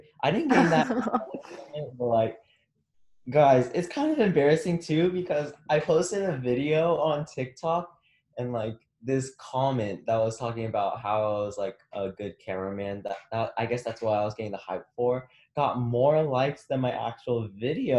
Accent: Texas, United States; we're from Texas

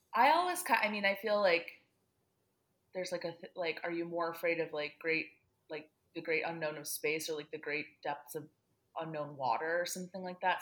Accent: Great Lakes Midwest, United States; we are both Great Lakes Midwesterners.

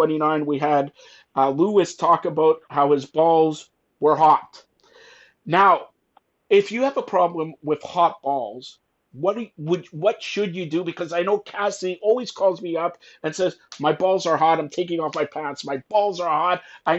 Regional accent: Canada; I am Canadian

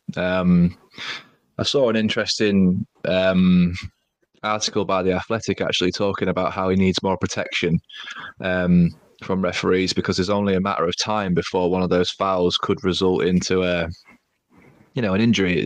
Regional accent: Grimsby, Yorkshire and the Humber, United Kingdom; also born or lived in Lincolnshire; we're from Lincolnshire, but I was born in Grimsby

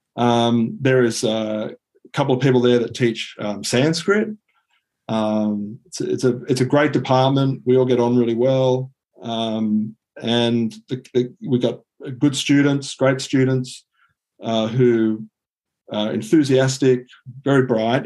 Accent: Sydney, New South Wales, Australia; also born or lived in Singapore; I grew up uh, in Sydney. Um, other than three years in Singapore, I've been in Sydney my entire life.

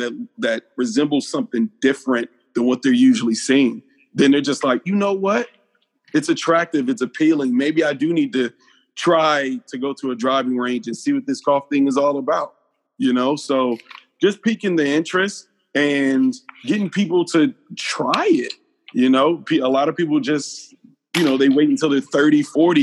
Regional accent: Atlanta, Georgia, United States; I'm from East Atlanta

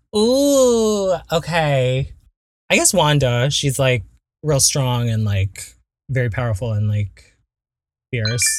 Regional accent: Belmont, California, United States; also born or lived in Torrance, California / Garden Grove, California; growing up in the Bay Area

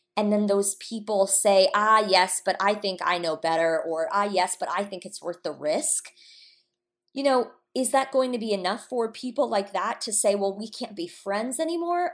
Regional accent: Atlanta, Georgia, United States; now in Los Angeles, United States; we're from Atlanta.

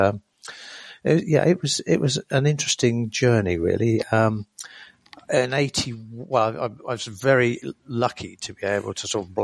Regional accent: Lowestoft, East of England, United Kingdom; When I was a kid growing up in Lowestoft

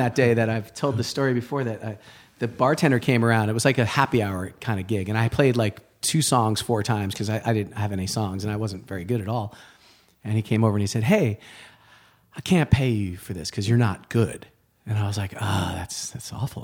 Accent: Rye, New York, United States; moved away; also born or lived in Boston; I grew up outside of New York City, um, in the suburbs, Rye, New York

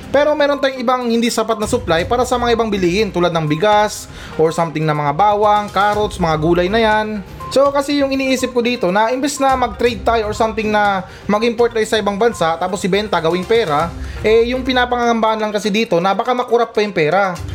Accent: Philippines; ako, bilang isang Pilipino

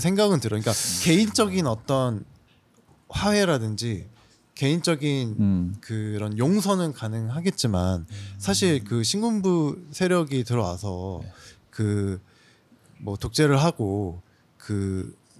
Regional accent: Jeolla, South Korea; 전라도 대표 …입니다

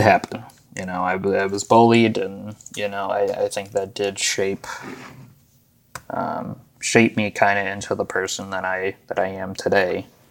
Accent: Arizona, United States; moved away; also born or lived in Buffalo, New York / Williamsville, New York; I was born in Buffalo, New York. Um, I lived in Williamsville, and I went to elementary school in Buffalo till about the middle of third grade, I want to say, and then uh, you know my family and I moved to Arizona.

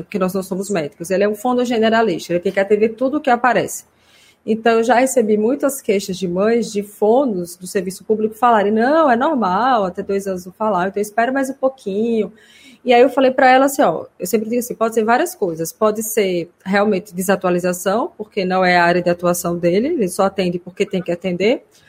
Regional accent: Simão Dias, Sergipe, Brazil; now in Aracaju, Brazil; eu sou do interior, sou de Simão Dias, uma cidade que fica 100 quilômetros daqui. Meus pais ainda moram lá

